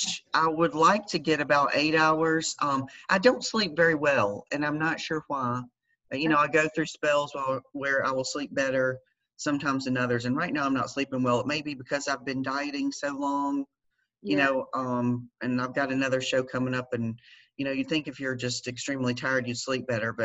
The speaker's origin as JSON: {"language": "English", "region": "Georgia", "country": "United States", "tie": "born or raised there", "also_born_or_lived": "North Carolina", "moved": "as an adult", "said": "we had just moved from North Carolina back to my home state in Georgia."}